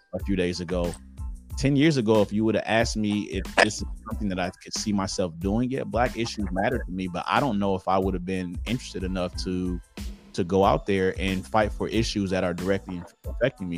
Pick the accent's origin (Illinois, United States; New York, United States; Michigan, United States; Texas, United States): Michigan, United States; Detroit; accent: Detroit; So I'm from Detroit uh, Detroit, Michigan. Um, pretty much born, yeah, born and raised.